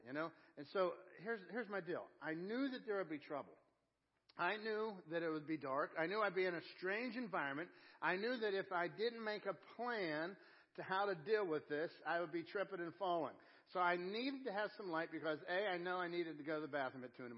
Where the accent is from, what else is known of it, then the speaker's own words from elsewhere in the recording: Pittsburgh, Pennsylvania, United States; I'm from Pittsburgh